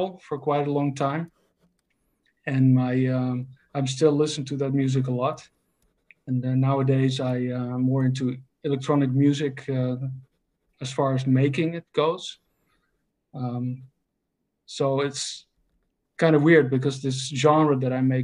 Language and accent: English; Netherlands; I'm from the Netherlands